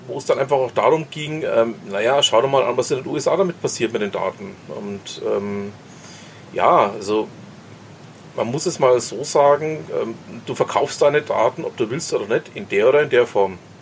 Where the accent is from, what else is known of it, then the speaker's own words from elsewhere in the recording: Franconia, Germany; uns Franken